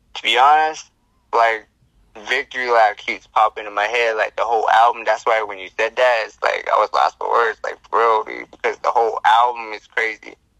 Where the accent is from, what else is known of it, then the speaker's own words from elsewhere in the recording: Navajo Nation, United States; I'm I'm from like the Navajo Nation. I'm I'm Native American. So I'm from the Reds, you know. Oh, so Navajo Nation's where I come from here.